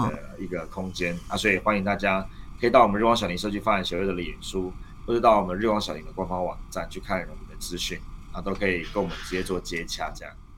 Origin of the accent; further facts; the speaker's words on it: Taiwan; 我们台湾人